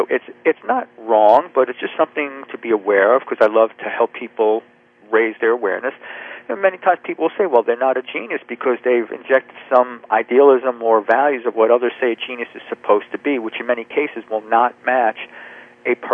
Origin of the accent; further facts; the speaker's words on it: New Jersey, United States; now in Charleston, United States; right now, I live in South Carolina, Charleston. I'm right near the ocean, and I grew up in New Jersey.